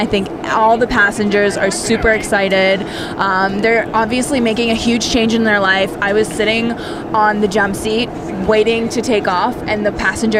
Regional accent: Maryland, United States; now in Israel; We're from Maryland.

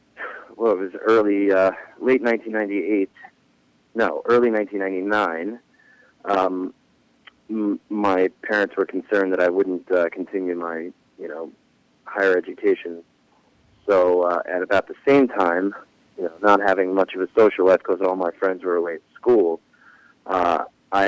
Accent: Fort Lee, New Jersey, United States; I grew up in Fort Lee, New Jersey

